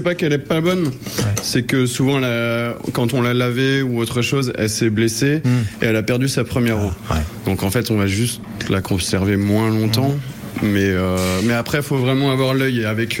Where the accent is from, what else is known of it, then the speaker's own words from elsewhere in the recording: La Trinité-sur-Mer, Brittany, France; also born or lived in Pontivy; now in Clermont-Ferrand, France; Je suis né en centre-Bretagne, à Pontivy, et j'ai vite euh, migré sur euh, Bretagne Sud, enfin Morbihan Sud, à la Trinité-sur-Mer